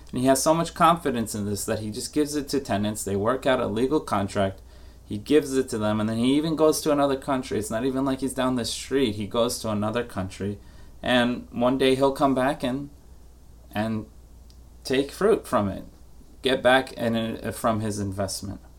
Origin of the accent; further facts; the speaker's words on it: New York, United States; as a New Yorker who was born and, and raised, not born, but raised to just not like Massachusetts